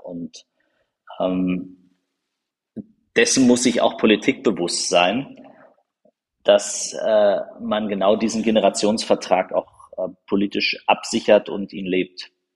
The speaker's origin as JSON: {"language": "German", "region": "Berlin", "country": "Germany", "tie": "born or raised there", "said": "ich bin in Marzahn-Hellersdorf aufgewachsen"}